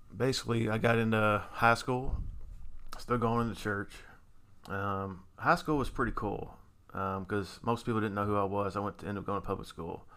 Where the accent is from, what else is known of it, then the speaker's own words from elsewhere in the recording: Louisville, Kentucky, United States; I grew up in Louisville, Kentucky, still here in, in Louisville, Kentucky.